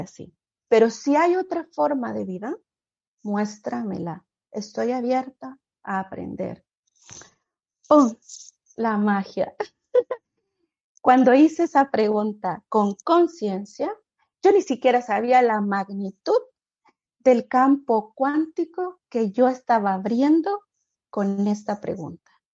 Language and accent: Spanish; Honduras; moved away as an adult; now in United States; vengo de Honduras, soy centroamericana y llegué a este país, Estados Unidos